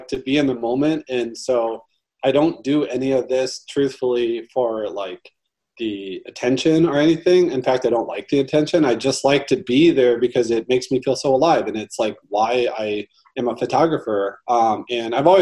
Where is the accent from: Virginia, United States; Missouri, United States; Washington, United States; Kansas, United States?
Missouri, United States; St. Louis; I'm born and raised in St. Louis.